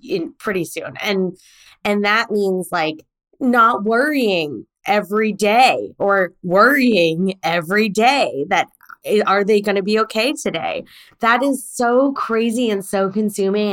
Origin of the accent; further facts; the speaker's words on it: United States; also born or lived in Korea; I was born in Korea and I was brought to America at three months old